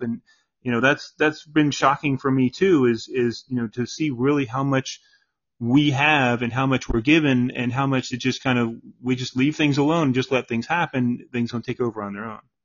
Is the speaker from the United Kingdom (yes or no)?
no; St. Petersburg, Florida, United States; now in Jacksonville, United States; I was born in St. Petersburg